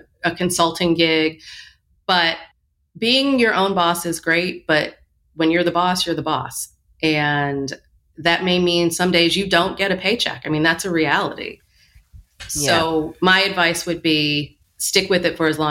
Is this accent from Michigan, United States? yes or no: yes; Michigan, United States; now in New York, United States; I grew up in Michigan